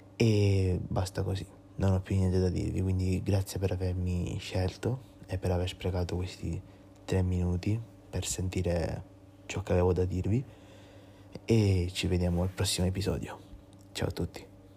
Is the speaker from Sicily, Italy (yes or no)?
yes; Ispica, Sicily, Italy; vengo da Ispica, che è un piccolo paesino della Sicilia